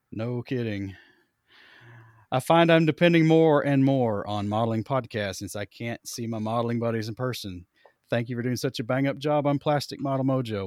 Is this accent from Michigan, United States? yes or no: no; Johnson City, Tennessee, United States; my hometown of Johnson City, Tennessee